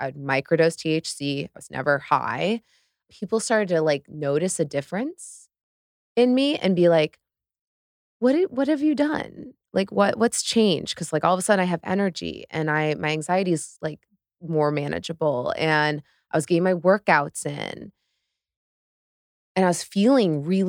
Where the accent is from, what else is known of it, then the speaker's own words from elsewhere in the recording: Midwest, United States; because I was raised in the Midwest, pretty conservative upbringing